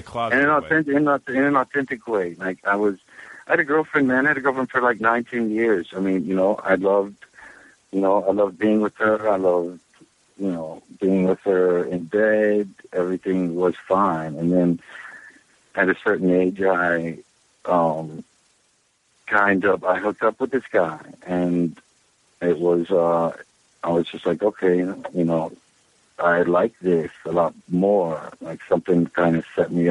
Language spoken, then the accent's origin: English; Charleston, West Virginia, United States; born or raised there; now in New York City, United States